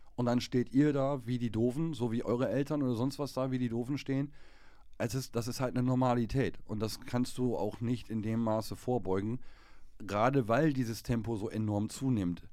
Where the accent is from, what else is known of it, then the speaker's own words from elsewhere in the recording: Germany; wir als Deutsche